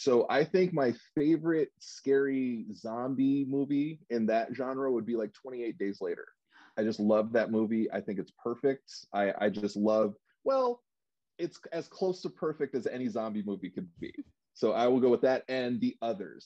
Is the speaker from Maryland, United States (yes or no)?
no; New York City, New York, United States; now in Los Angeles, United States; I'm originally actually from New York. I was uh, born in Brooklyn, but I've been out here in California for 30 years